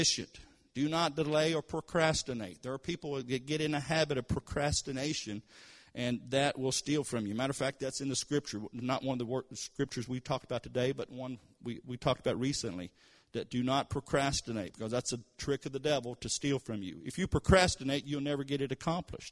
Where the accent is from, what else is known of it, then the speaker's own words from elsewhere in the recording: Kentucky, United States; moved away as an adult; now in Tulsa, United States; I was raised in Kentucky. And, of course, we're in Tulsa, Oklahoma now